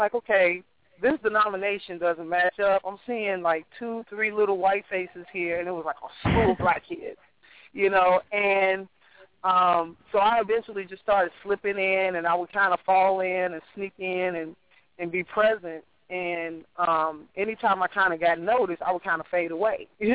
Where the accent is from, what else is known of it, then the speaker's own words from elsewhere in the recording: Chicago, Illinois, United States; which is where I grew up. I grew up in Hyde Park